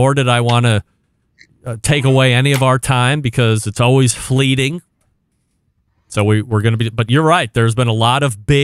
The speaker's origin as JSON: {"language": "English", "town": "Saratoga Springs", "region": "New York", "country": "United States", "moved": "yes", "lives_now": "Cleveland, United States", "said": "Originally, I'm from New York, upstate, Saratoga Springs, not New York City"}